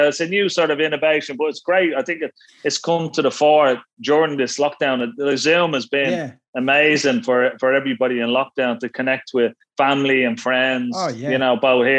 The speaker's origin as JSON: {"language": "English", "town": "Ranelagh", "region": "Leinster", "country": "Ireland", "tie": "born or raised there", "said": "Well, I tell you, Ranelagh was a wonderful place. I mean, at Ranelagh at one stage, I had like three snooker clubs in it, you know."}